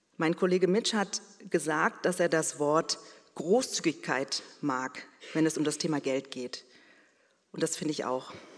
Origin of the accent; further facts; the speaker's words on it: Berlin, Germany; ich bin mit meiner Schwester in Berlin geboren und aufgewachsen